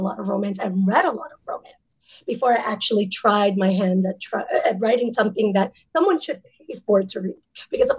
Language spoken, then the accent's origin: English; Hoboken, New Jersey, United States; I grew up in New York City, close to New York City in the Hoboken area